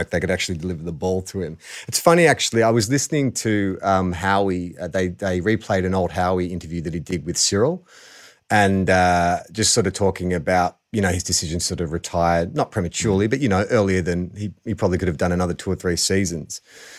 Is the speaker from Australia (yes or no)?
yes; Tiwi Islands, Northern Territory, Australia; I grew up in the Tiwi Islands where it was just all about sort of like, you know, a bit of school, bit of sport, bit of hunting, bit of fishing